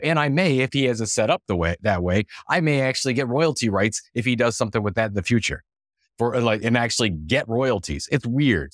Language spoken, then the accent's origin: English; Cleveland, Ohio, United States; I'm from Cleveland, Cleveland, Ohio